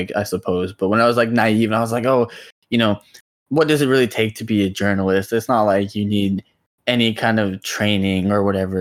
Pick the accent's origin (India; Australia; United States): India; moved away; I grew up in India. I'm like, you know, Indian